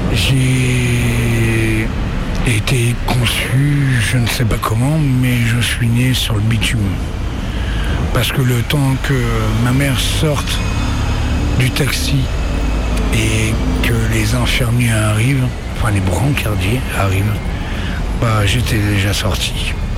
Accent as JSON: {"language": "French", "town": "Le Havre", "region": "Normandy", "country": "France", "tie": "born or raised there", "also_born_or_lived": "Valmont / Pau / Lyon", "moved": "yes", "said": "Je suis né au Havre, j'étais à Valmont. Et ensuite, euh, je suis allé à Pau"}